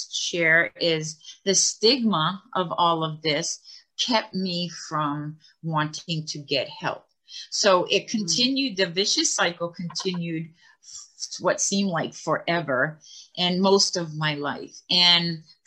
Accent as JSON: {"language": "English", "area": "Martha's Vineyard", "region": "Massachusetts", "country": "United States", "tie": "born or raised there", "said": "I grew up on Martha's Vineyard. I live in Edgartown"}